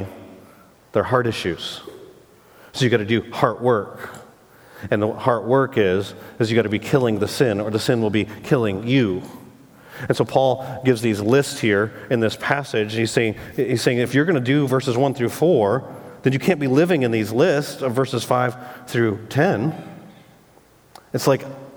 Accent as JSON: {"language": "English", "region": "Michigan", "country": "United States", "tie": "born or raised there", "said": "I grew up in Michigan"}